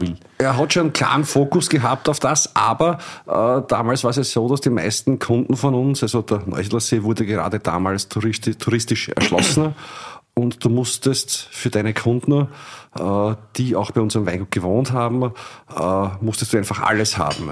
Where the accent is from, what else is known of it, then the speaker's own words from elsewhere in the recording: Illmitz, Burgenland, Austria; Ilmitz, meine Heimatgemeinde, zweieinhalbtausend Einwohner